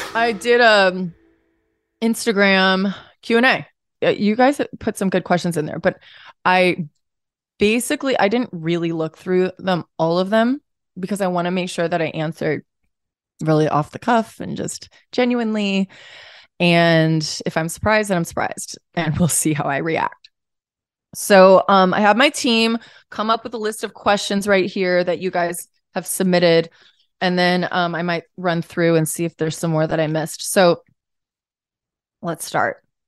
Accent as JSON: {"language": "English", "town": "St. Louis", "region": "Missouri", "country": "United States", "said": "we're both from Saint Louis"}